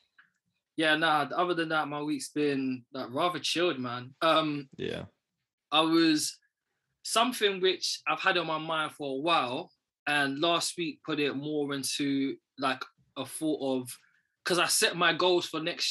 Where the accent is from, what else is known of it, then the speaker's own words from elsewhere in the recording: London, United Kingdom; I'm from Northwest, but where I was, growing up, it was active as well